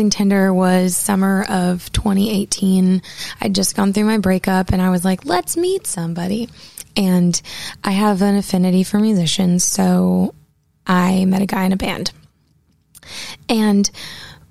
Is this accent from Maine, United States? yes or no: yes; Portland, Maine, United States; now in Nashville, United States; I grew up in Portland, Maine